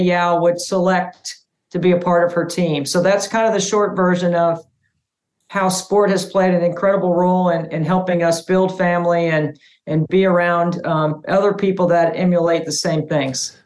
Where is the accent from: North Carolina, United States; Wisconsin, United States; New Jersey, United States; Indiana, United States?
North Carolina, United States; Cary; also born or lived in upstate New York; my dad got transferred to the Triangle area, so we moved to Cary, North Carolina